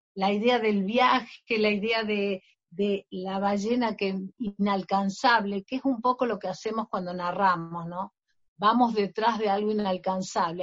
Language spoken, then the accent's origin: Spanish; Argentina; mi novela es muy argentina